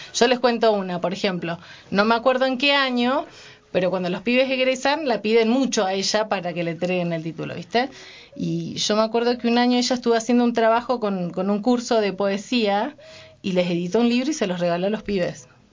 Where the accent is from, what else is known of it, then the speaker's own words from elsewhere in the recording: Senillosa, Neuquén, Argentina; also born or lived in San Juan, Argentina; pero después vivimos mucho tiempo en Cenillosa